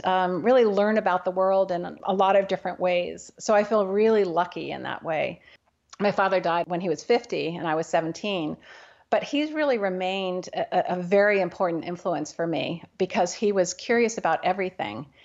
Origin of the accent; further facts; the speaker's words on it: New Haven, Connecticut, United States; now in Bainbridge Island, United States; I grew up in New Haven, Connecticut.